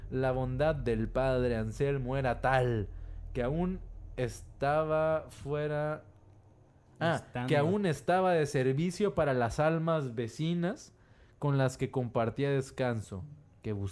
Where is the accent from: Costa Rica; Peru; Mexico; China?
Mexico; Somos mexicanos, no nos agüitamos.